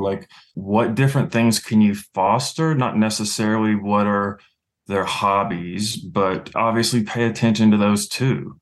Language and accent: English; Louisiana, United States; also born or lived in Chicago / San Francisco; now in New England, United States; I was born and raised in Louisiana